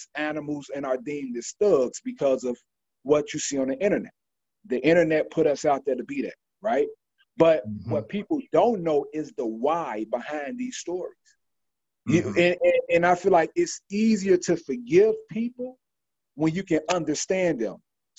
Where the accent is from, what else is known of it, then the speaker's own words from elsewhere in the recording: Chicago, Illinois, United States; I'm from the West Side. I grew up in Uptown, back to the West Side, and these some of the worst places, you know, in Chicago